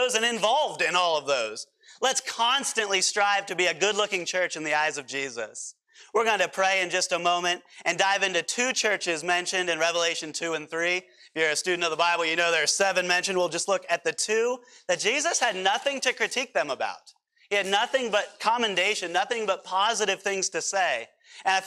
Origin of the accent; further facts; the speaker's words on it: United States; we as American Christians